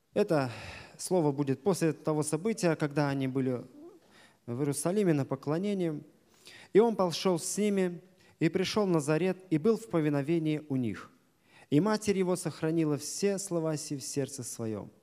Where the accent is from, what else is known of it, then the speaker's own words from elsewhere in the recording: Desnogorsk, Smolensk Oblast, Russia; Я из Десногорска